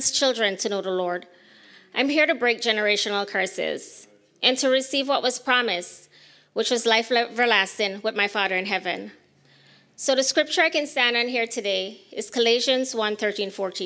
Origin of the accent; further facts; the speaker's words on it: Belize; moved away; I was born and raised in Belize